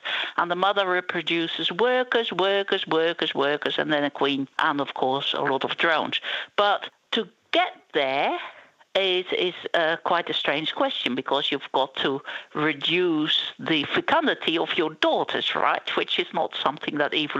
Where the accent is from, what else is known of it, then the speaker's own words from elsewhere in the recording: Netherlands; moved away; also born or lived in Israel; I am from Holland originally, and I did my PhD on a carpenter bee species in Israel.